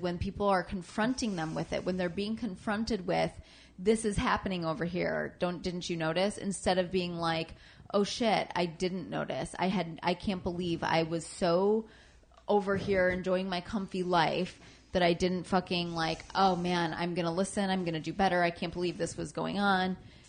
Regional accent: Michigan, United States; Just outside Detroit, Michigan.

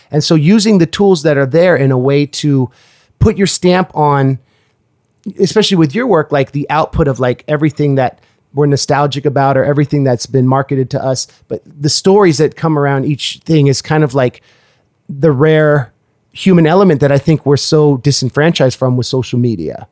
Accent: California, United States; moved away; growing up in California

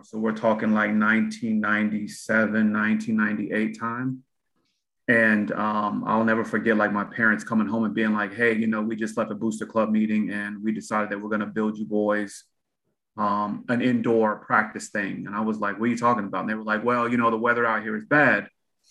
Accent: Texas, United States; moved away; I'm originally from Texas

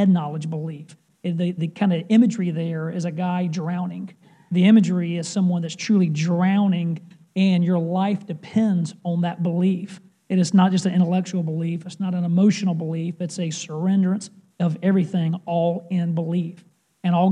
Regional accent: Clover, South Carolina, United States; also born or lived in Scottsdale, Arizona / Charleston, South Carolina; I grew up in a small town called Clover, South Carolina.

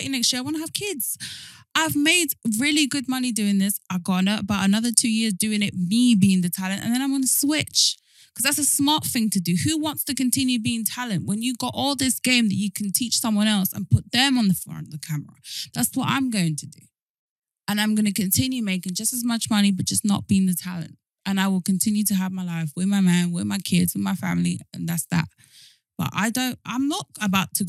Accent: London, United Kingdom; also born or lived in Argentina / Miami; I'm from South London

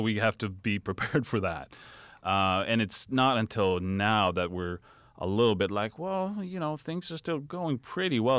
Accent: Sweden; moved away; I'm from Sweden

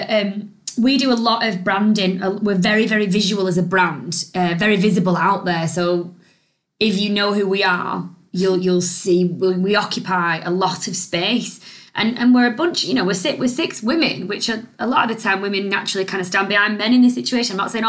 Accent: United Kingdom; we're British

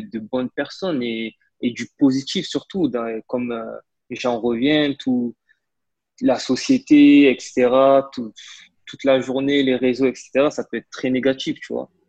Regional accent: Marseille, Provence-Alpes-Côte d'Azur, France; je suis originaire de Marseille

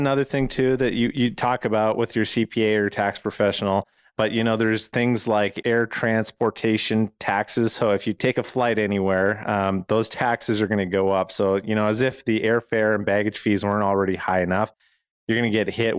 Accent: Canada; now in United States; And you know, I moved from Canada where it's very difficult to own a firearm and shoot.

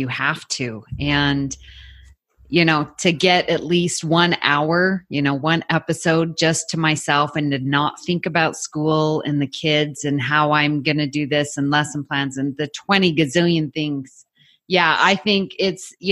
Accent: Salt Lake City, Utah, United States; moved away as an adult; also born or lived in Houston, Texas; when we were raised in Salt Lake City, Utah, very homogeneous population

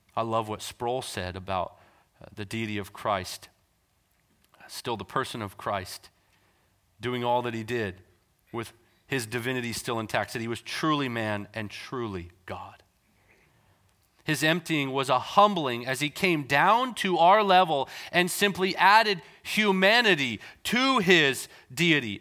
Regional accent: North Vancouver, British Columbia, Canada; I grew up in Canada, so we were in North Vancouver at the time

